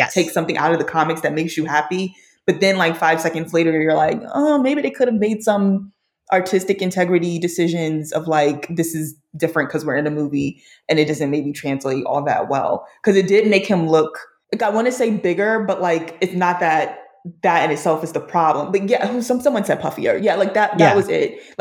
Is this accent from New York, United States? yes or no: yes; New York, United States; I grew up in New York